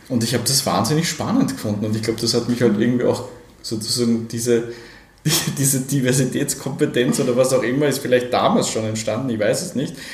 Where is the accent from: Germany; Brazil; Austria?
Austria; Innsbruck, Tyrol; ich bin ja aufgewachsen am Stadtrand von Innsbruck, okay. äh, äh, sozusagen in den frühen 80ern. Wir sind also so 1980 nach Innsbruck gekommen